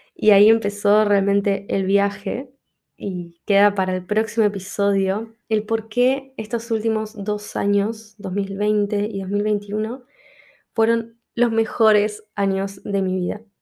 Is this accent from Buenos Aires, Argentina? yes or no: yes; Buenos Aires, Argentina; moved away as an adult; now in Madrid, Spain; el lugar de donde yo soy, donde la peligrosidad es inminente y constante